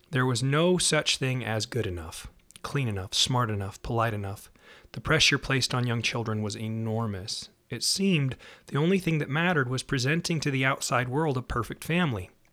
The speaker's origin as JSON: {"language": "English", "town": "Salt Lake City", "region": "Utah", "country": "United States", "tie": "born or raised there", "said": "I was raised in Salt Lake City, Utah, which is Zion, they call it."}